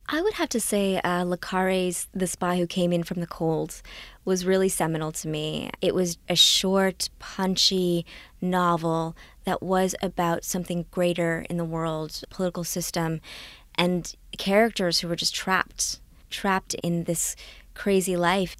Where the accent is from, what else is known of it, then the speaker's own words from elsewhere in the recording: Canada; also born or lived in Trinidad; when I came to Canada from Trinidad, I was six years old